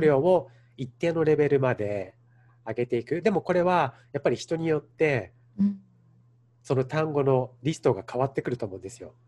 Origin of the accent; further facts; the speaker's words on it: Japan; now in Los Angeles, United States; 自分の生まれ育った文化